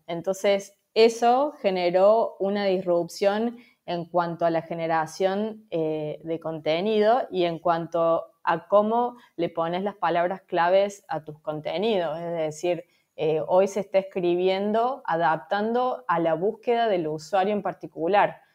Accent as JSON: {"language": "Spanish", "region": "Córdoba", "country": "Argentina", "moved": "as an adult", "lives_now": "Valencia, Spain", "said": "soy de Córdoba, de Argentina, pero hace un año que estoy viviendo en Valencia"}